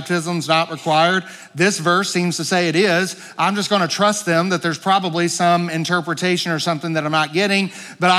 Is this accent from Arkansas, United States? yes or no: yes; Pine Bluff, Arkansas, United States; also born or lived in White Hall, Arkansas; I grew up in Pine Bluff, Arkansas, although my kind of stomping grounds was the Whitehall area. That's where I graduated from school